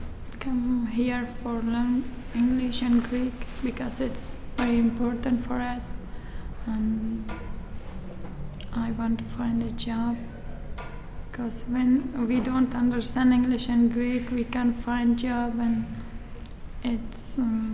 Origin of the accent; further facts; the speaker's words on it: Afghanistan; English is a second language; now in Greece; I came from Afghanistan. I have been here from 3 years. I come here for learn English and Greek